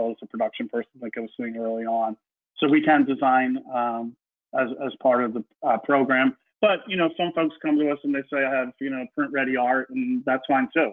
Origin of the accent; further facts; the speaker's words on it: Philadelphia, Pennsylvania, United States; growing up in Philly, you had Stroman bread